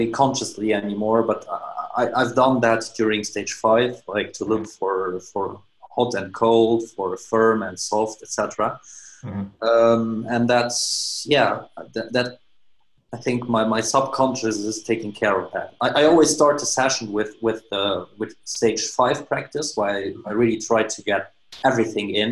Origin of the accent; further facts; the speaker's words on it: Luxembourg; I'm from Europe, Luxembourg to be precise, which is like a teeny weeny country.